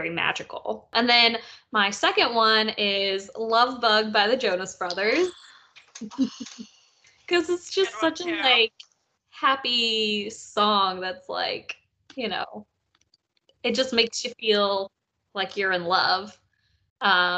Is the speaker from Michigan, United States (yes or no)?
no; Columbia, South Carolina, United States; my hometown, St. Pat's and Five Points